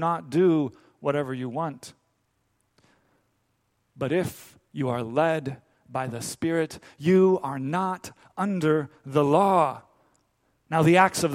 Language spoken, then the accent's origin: English; Dominican Republic; moved away; I grew up in the Dominican Republic